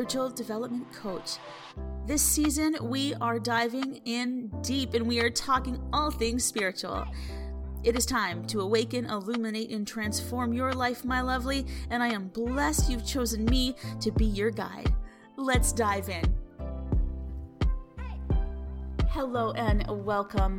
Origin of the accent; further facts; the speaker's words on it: Alberta, Canada; I'm from Alberta, Canada.